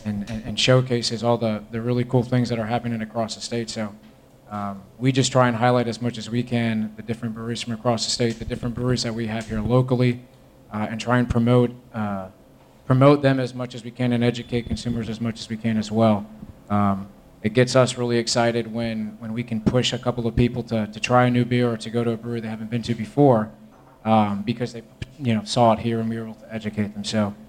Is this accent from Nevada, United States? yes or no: no; Miami, Florida, United States; now in Tampa, United States; I'm originally from the state of Florida, born and raised in Miami, and been down in Tampa for over 10 years now with my wife and kids.